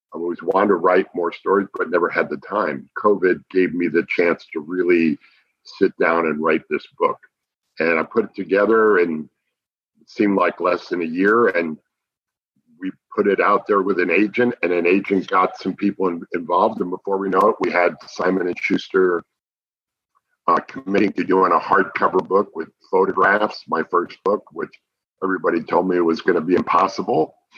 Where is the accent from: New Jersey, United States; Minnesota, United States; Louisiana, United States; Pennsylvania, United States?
New Jersey, United States; now in Dallas, United States; I grew up on White Castle hamburgers oh, back yeah. in New Jersey